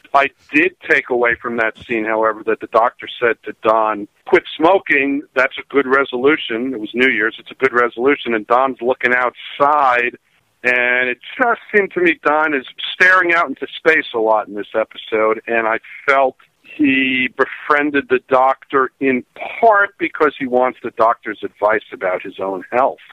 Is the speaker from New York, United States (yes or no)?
yes; New York City, New York, United States; growing up in New York City